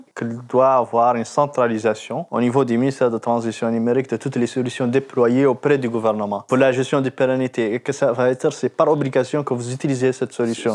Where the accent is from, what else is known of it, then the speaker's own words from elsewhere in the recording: Mauritania; je suis vraiment de la Mauritanie